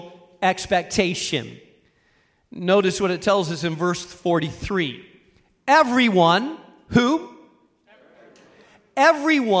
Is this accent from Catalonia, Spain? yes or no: no; Rubena, Castile and León, Spain; moved away; I grew up in Spain in a small town in northern Spain called Rubena